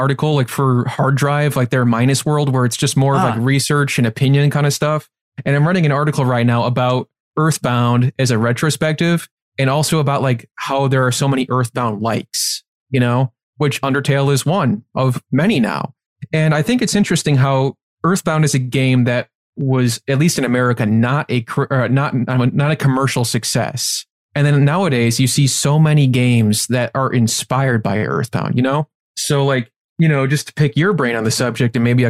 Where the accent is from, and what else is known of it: Chicago, Illinois, United States